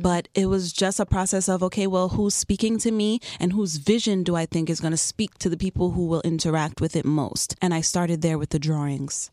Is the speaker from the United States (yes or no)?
yes; New York City, New York, United States; also born or lived in Chicago; now in Miami, United States; I've been in South Florida for ten years now, but I'm originally from Queens, New York